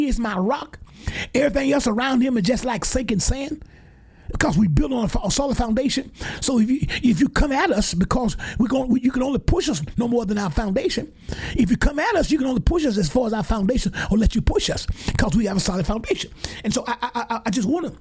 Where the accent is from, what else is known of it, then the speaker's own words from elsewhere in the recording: Geiger, Alabama, United States; moved away; my hometown in Geiger, my home church, Mount Calvary, Missionary Baptist Church, where all of us grew up